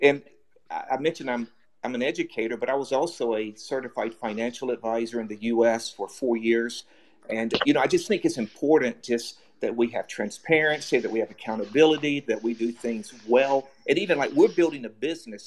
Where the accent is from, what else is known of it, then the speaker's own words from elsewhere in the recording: United States; moved away as an adult; also born or lived in China; I'm an American, and but I also feel like I'm Asian. I lived in China for seven years